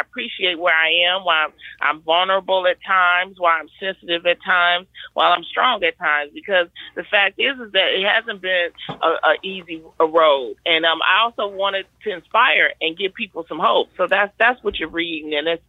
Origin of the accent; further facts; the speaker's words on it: Detroit, Michigan, United States; I grew up in Detroit in the Brewster Project, and it just takes you through that whole life thing.